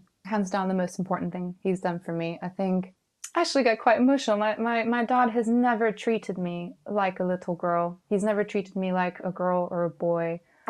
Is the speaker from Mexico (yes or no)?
yes; Mexico; moved away; You know, I came from Mexico when I was growing up, so I'm old enough that I grew up in the late 80s, early 90s, and it wasn't renowned for its educational system.